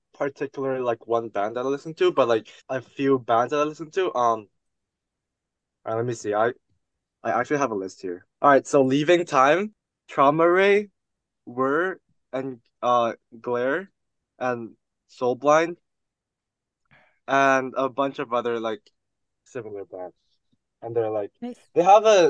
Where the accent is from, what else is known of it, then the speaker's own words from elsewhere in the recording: Hong Kong; now in Vancouver, Canada; I'm originally from Hong Kong. I also moved here 2 years ago